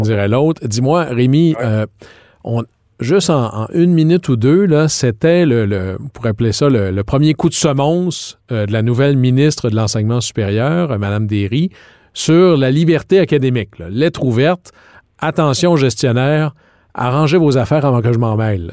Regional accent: Quebec, Canada; chez nous au Québec.

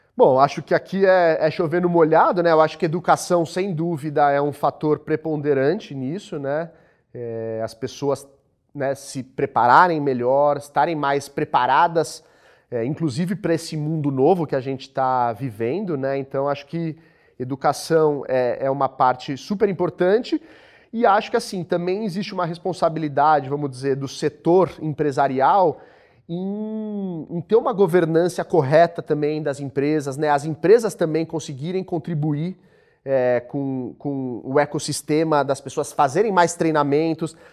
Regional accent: Brazil

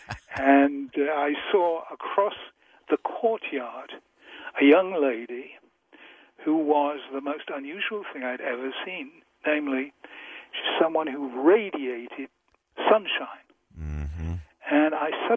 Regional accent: England, United Kingdom; I'm so English

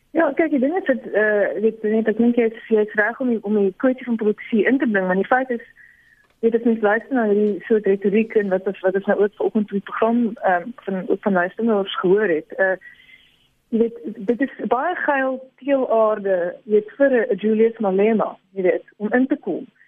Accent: South Africa; as 'n Afrikaner

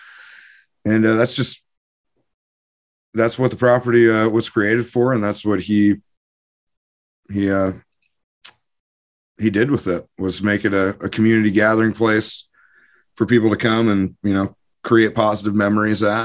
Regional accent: Carnation, Washington, United States; property I was born and raised on in Carnation, Washington, on the Tolt River.

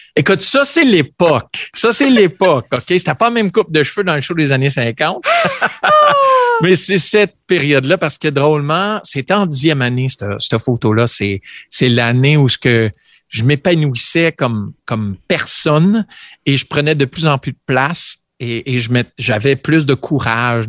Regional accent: Vanier, Ontario, Canada; j'ai grandi à Vanier, Ontario

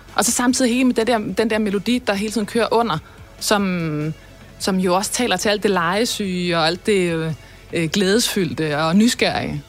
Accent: North Sea coast, West Jutland, Denmark; vokse op ved Vesterhed

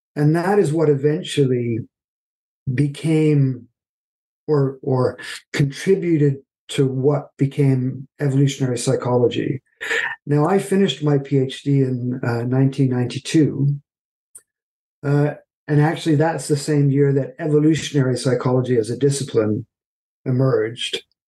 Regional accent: Canada; moved away as an adult; also born or lived in Halifax, Nova Scotia; now in United Kingdom; I'm originally from Canada

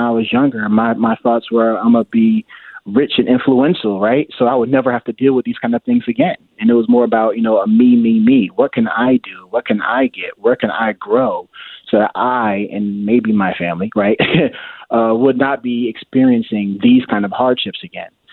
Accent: Richmond, Virginia, United States; also born or lived in New Jersey; originally, I grew up in New Jersey, and I moved to the Richmond area when I was about ten years old

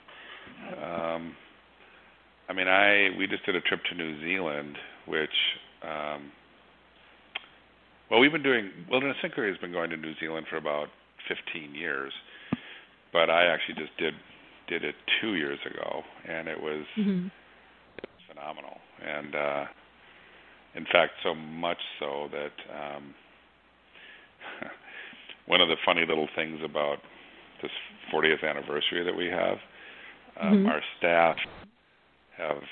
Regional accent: Minnesota, United States; growing up in Minnesota where I grew up

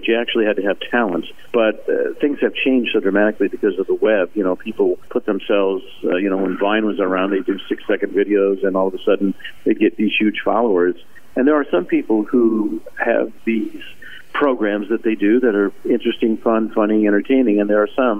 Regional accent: Indiana, United States; I grew up in Indiana

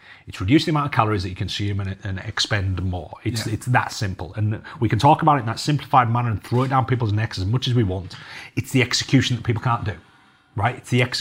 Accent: Cumbria, North West England, United Kingdom; I'm from Cumbria, you know, I'm from the farming capital of the UK practically

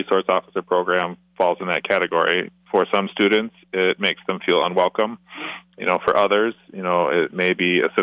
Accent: Plainfield, Wisconsin, United States; Growing up in Plainfield, Wisconsin

